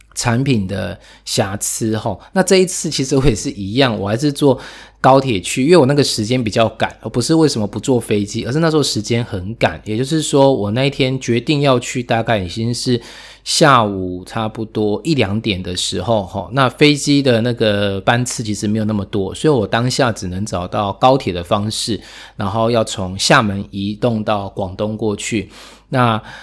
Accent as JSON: {"language": "Chinese", "country": "Taiwan", "also_born_or_lived": "Taipei", "said": "尤其像我自己在台北"}